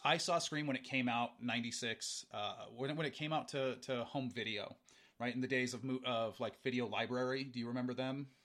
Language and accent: English; Montana, United States; we're from Montana. We have harsh winters.